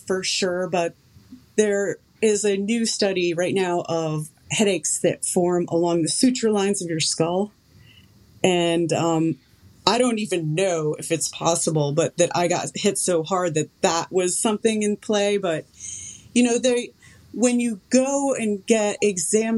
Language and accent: English; Connecticut, United States; moved away; I come from Connecticut